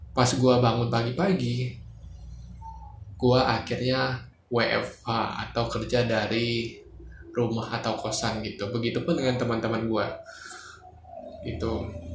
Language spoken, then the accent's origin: Indonesian; Jakarta, Indonesia; kita sebagai warga Jakarta